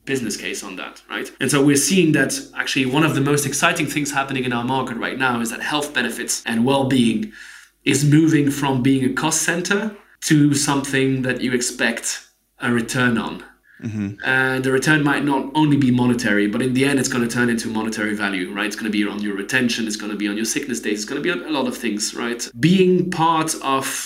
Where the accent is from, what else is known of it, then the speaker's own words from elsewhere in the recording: Geneva, Switzerland; I'm from Switzerland, right? I grew up in Switzerland.